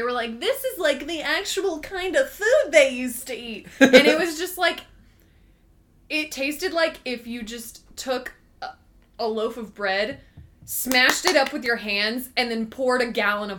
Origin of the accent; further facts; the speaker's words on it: United States; We're American and we affiliate with potatoes.